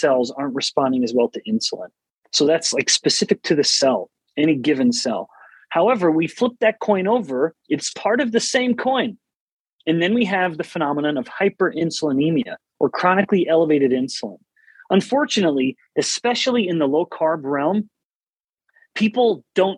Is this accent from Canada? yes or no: yes; Canada; now in United States; I'm originally from Canada, born and raised